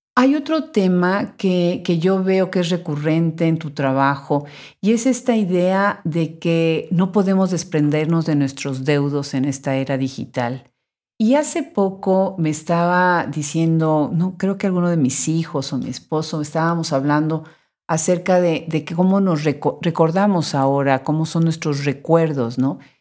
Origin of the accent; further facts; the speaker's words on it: United States; yo soy mexicano-americana